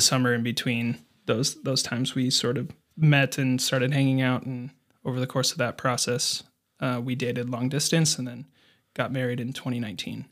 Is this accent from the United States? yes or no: yes; Fergus Falls, Minnesota, United States; moved away as an adult; also born or lived in Denver; I grew up in Fergus Falls